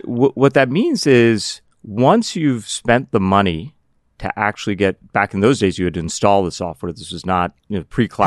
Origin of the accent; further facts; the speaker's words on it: Pittsburgh, Pennsylvania, United States; also born or lived in Cardiff, Wales; my childhood, I grew up in Pittsburgh.